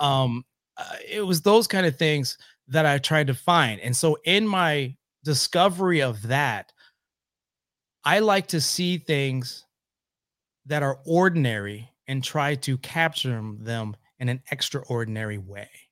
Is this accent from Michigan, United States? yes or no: yes; Oscoda, Michigan, United States; also born or lived in Louisville, Kentucky / Lansing, Michigan; I grew up in Oscoda, Michigan.